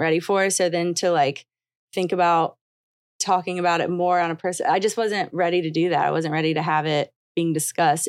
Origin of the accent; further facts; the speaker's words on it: the South, United States; growing up in the South and a little bit not in the South